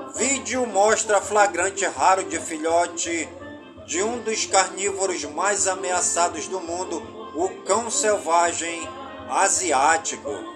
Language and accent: Portuguese; Careiro da Várzea, Amazonas, Brazil; em todas as comunidades do Careiro da Várzea, lá na minha cidade natal